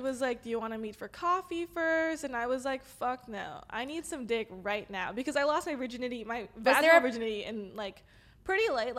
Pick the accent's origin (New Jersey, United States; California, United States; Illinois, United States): California, United States; Los Angeles; accent: Valley girl; I'm LA native